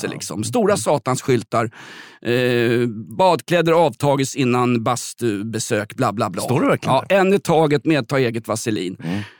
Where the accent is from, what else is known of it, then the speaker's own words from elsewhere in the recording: Sweden; Jag är ju svensk, jag blir tokig om folk inte följer regler eller står i rätt kö till Systembolaget